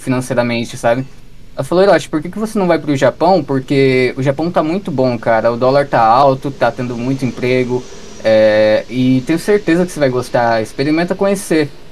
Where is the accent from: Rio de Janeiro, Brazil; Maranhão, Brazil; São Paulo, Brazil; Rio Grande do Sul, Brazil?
São Paulo, Brazil; Ibiúna; accent: paulista; moved away as an adult; also born or lived in Cotia; now in Japan; Eu sou de uma cidade do interior chamada Ibiúna